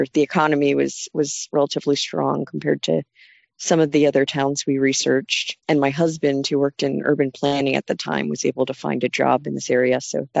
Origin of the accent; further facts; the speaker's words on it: Phoenixville, Pennsylvania, United States; moved away as an adult; now in North Carolina, United States; My husband and I moved down here from Phoenixville, Pennsylvania, which is just outside of Philadelphia, in 2015. Before starting the farm, I moved around a lot in the U.S. and other countries, but I am originally from Phoenixville, Pennsylvania.